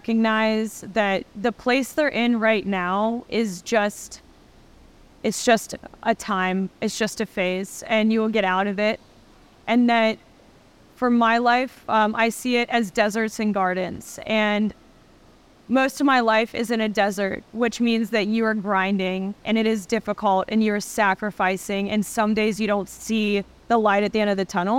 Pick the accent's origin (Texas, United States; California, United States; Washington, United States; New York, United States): Texas, United States; I'm from Texas